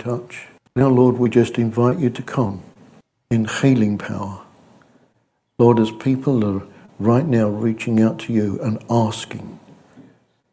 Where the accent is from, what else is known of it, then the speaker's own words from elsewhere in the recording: United Kingdom; We're British.